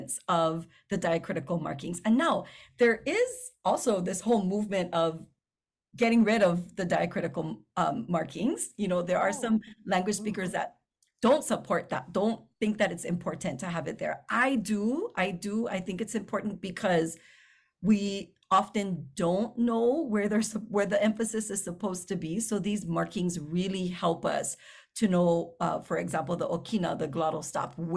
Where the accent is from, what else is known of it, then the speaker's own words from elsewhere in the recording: Hawaii, United States; I live here or because I'm Hawaiian